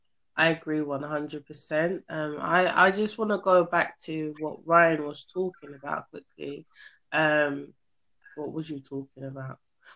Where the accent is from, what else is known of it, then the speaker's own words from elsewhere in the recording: London, United Kingdom; I'm from London, England.